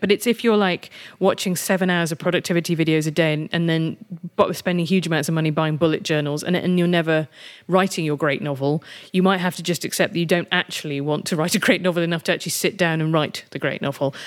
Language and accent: English; United Kingdom; I'm British and European rather than American